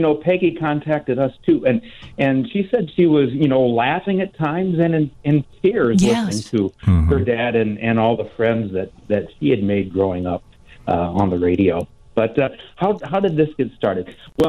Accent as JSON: {"language": "English", "region": "northern Indiana", "country": "United States", "tie": "born or raised there", "said": "growing up in the Midwest, northern Indiana, listening to Chicago radio all these years"}